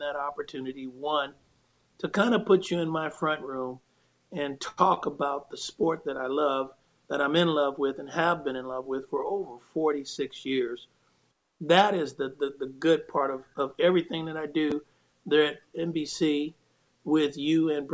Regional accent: Oakland, California, United States; as a young man growing up in the Bay Area

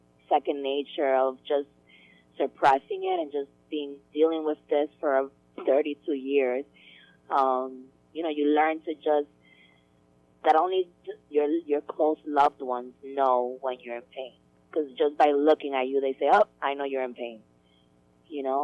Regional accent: New York, United States; also born or lived in Dominican Republic; I was born here in New York

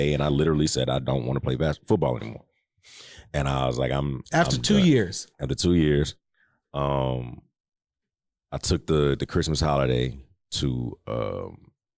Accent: Houston, Texas, United States; I'm from like the Inwood area.

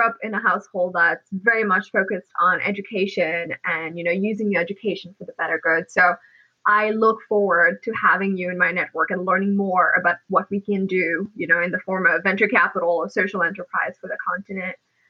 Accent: Mauritius; So I'm from Mauritius. I don't know if you knew that. So I'm very much a product of the African continent as well.

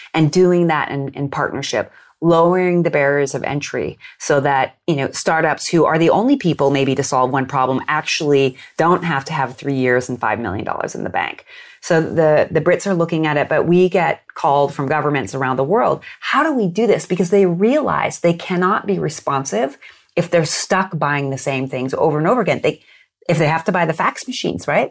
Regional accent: United States; I grew up in the United States

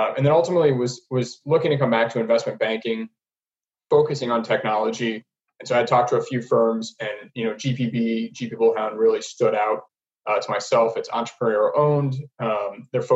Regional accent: Ohio, United States; moved away as an adult; also born or lived in Chicago; I'm originally from Ohio, from a small town.

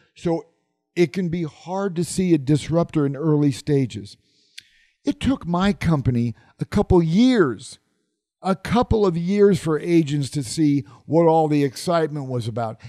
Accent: Omaha, Nebraska, United States; my hometown of Omaha, Nebraska

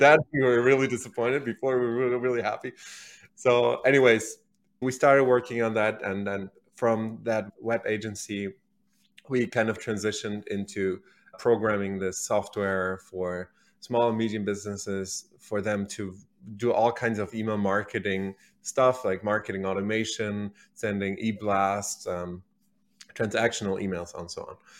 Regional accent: Berlin, Germany; moved away; originally, I'm from Germany, so I was born and raised in Berlin, the capital of Germany, and that's where I grew up, went to high school

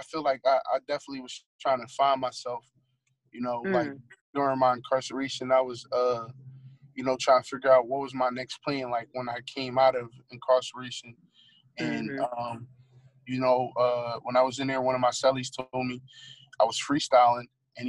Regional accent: Philadelphia, Pennsylvania, United States; growing up in Philly

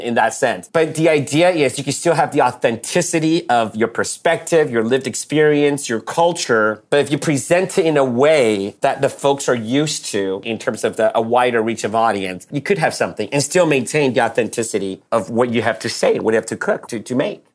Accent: United States; also born or lived in Taipei, Taiwan; I grew up pretty much in the States since I was eight

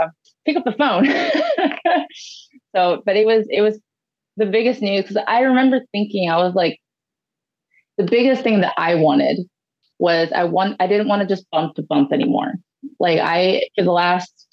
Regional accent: Ohio, United States; my home state of Ohio

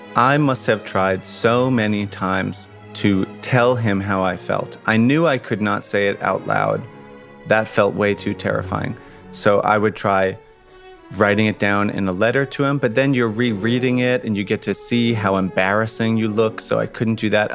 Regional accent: Long Island, New York, United States; I'd grown up on Long Island

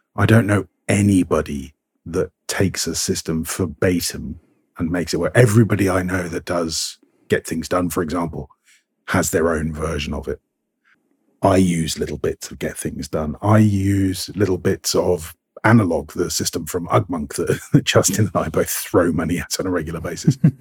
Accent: United Kingdom; I'm British

